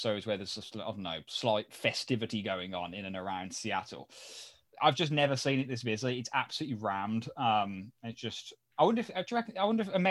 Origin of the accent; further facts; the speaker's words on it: United Kingdom; As a Brit